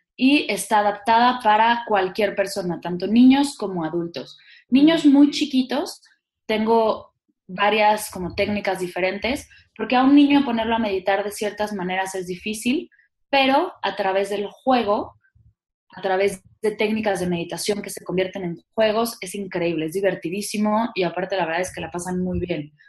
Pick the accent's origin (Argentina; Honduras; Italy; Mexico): Mexico